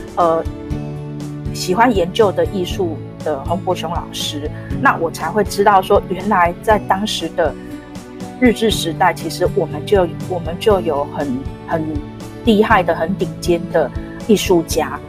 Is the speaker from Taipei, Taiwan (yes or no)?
yes; Taipei, Taiwan; 其实我自己是成长在大稻城